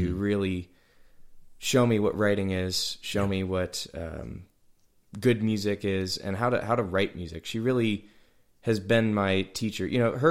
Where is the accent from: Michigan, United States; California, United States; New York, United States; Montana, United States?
New York, United States; Hamburg; also born or lived in Amherst, New York; now in Nashville, United States; I was born in technically up in Amherst. Amherst, okay. Sure. I grew up in Hamburg